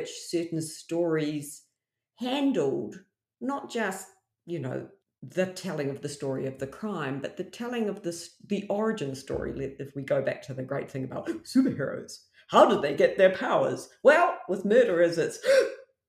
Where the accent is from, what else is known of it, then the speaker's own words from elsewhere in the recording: Australia; coming from Australia and like nobody can understand my accent